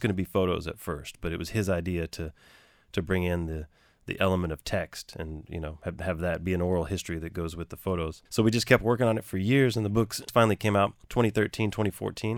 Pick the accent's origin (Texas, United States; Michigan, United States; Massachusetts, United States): Texas, United States; Galveston; now in New York, United States; I grew up in Galveston, and you know, Galveston's its own town, its own city, its own island